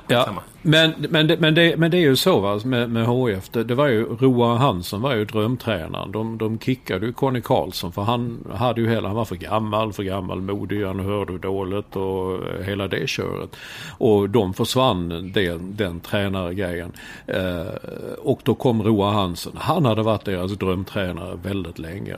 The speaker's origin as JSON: {"language": "Swedish", "country": "Sweden", "tie": "born or raised there", "also_born_or_lived": "Stockholm", "moved": "as an adult", "lives_now": "New York, United States", "said": "vi tillhör ju den här gängen som, som eh, är födda och uppvuxna här i Sverige"}